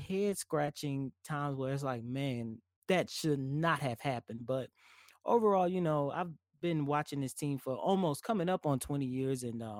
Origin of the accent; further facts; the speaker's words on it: New Orleans, Louisiana, United States; moved away as an adult; now in Houston, United States; I basically moved to Houston because I'm originally from New Orleans. So I moved to Houston in the summer of 2004